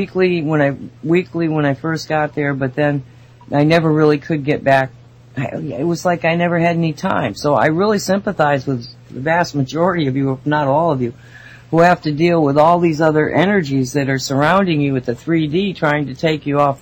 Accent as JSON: {"language": "English", "town": "Binghamton", "region": "New York", "country": "United States", "tie": "born or raised there", "moved": "yes", "lives_now": "Massachusetts, United States", "said": "where I was born in Binghamton"}